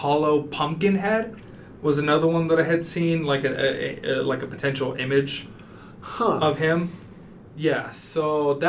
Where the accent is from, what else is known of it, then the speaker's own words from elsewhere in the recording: El Paso, Texas, United States; I grew up in El Paso, Texas, which is a big Hispanic community